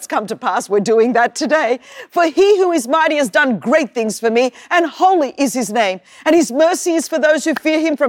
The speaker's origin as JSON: {"language": "English", "town": "Sydney", "region": "New South Wales", "country": "Australia", "tie": "born or raised there", "accent": "Australian", "said": "I was born in Sydney, Australia"}